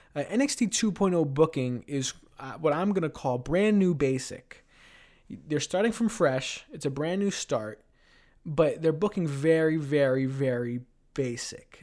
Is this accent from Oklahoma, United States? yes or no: no; New York City, New York, United States; now in Ithaca, United States; my hometown of Queens, New York.